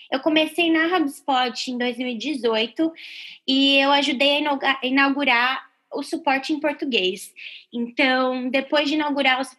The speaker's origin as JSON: {"language": "Portuguese", "country": "Brazil", "moved": "as an adult", "lives_now": "United States", "said": "Eu vim do Brasil é, em 2013, eu, eu vim para estudar e trabalhar."}